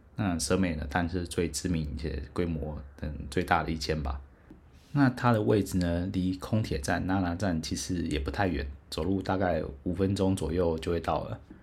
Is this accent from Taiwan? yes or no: yes; Taiwan; 后来猜来猜是台湾，我说，哎，bingo